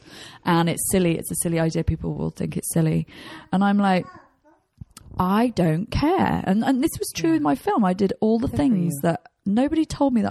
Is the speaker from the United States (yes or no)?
no; England, United Kingdom; I'm English